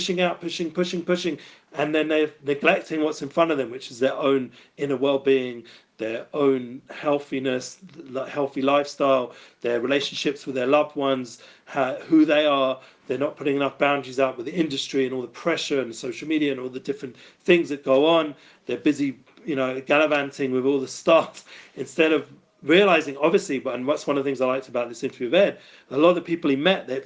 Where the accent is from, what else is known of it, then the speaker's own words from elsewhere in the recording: London, United Kingdom; moved away; I come from North London also